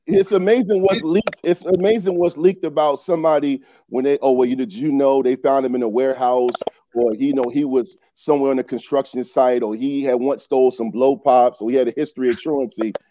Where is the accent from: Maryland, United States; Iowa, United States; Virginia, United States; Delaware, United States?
Virginia, United States; Newport News; I grew up in Eastern Newport News